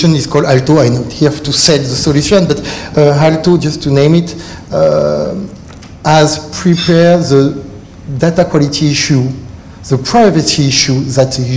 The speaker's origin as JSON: {"language": "English", "country": "France", "accent": "French", "second_language": "English", "said": "With my French accent"}